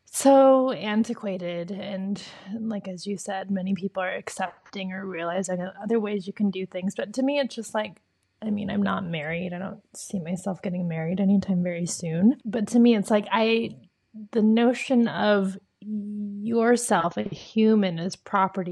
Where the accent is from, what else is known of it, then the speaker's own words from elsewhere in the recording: United States; I'm very American